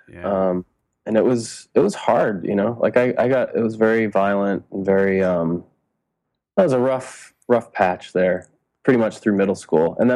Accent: Denver, Colorado, United States; also born or lived in Rhode Island; Uh, yeah, I was born in Rhode Island, uh, but my family only lived there till I was five, and then we moved to Colorado.

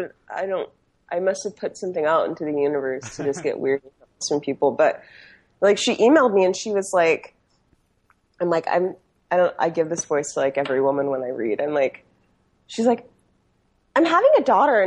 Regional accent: Southern Oregon, United States; I grew up in Southern Oregon. I grew up on a farm

